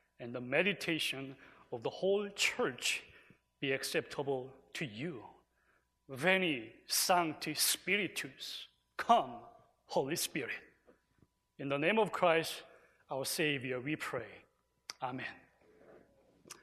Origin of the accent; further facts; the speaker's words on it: South Korea; Korea, my home country